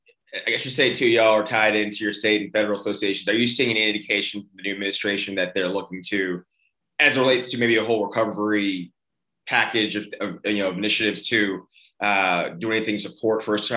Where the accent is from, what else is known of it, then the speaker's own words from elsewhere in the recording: Austin, Texas, United States; I grew up in Austin, right?